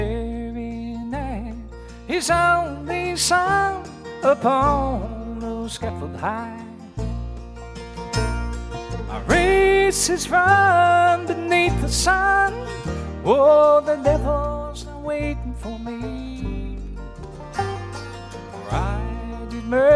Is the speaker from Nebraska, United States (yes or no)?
no; Vincennes, Indiana, United States; my hometown for the first time in Vincennes, Indiana.